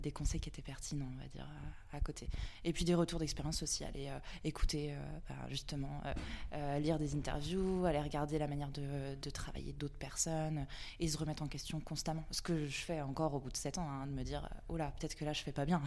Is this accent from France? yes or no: yes; Vannes, Brittany, France; now in Nantes, France; je suis nantaise depuis 10 ans maintenant euh, et je viens de Vannes, en Bretagne